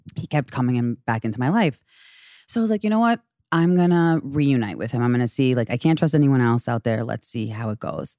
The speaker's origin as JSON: {"language": "English", "town": "Great Neck", "region": "New York", "country": "United States", "tie": "born or raised there", "said": "I'm thirty-five years old, from Long Island."}